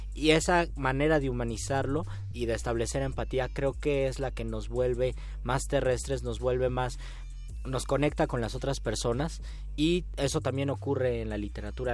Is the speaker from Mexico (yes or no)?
yes; Mexico; a nuestra manera de ser como mexicanos